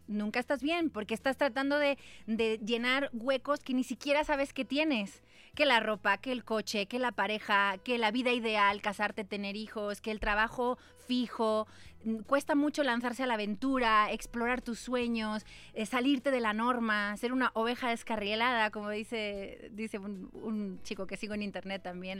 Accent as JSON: {"language": "Spanish", "town": "Valencia", "region": "Valencian Community", "country": "Spain", "tie": "born or raised there", "moved": "yes", "said": "Nací en Valencia"}